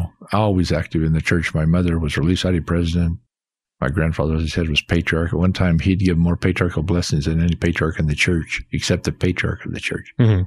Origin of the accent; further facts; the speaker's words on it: Rexburg, Idaho, United States; But I loved growing up in Rexburg, Idaho.